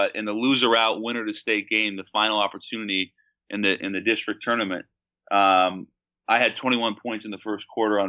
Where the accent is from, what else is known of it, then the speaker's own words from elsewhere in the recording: Seattle, Washington, United States; when I was growing up in Seattle, there was such a hotbed of talent.